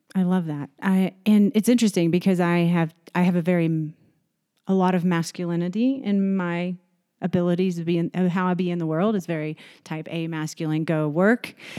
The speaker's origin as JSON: {"language": "English", "region": "Texas", "country": "United States", "moved": "yes", "said": "I'm from Texas"}